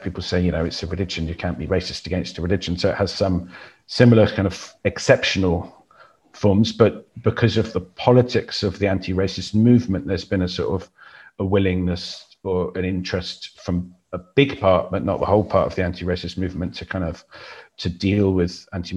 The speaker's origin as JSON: {"language": "English", "town": "Exeter", "region": "South West England", "country": "United Kingdom", "tie": "born or raised there", "said": "the mosque in my hometown, Exeter"}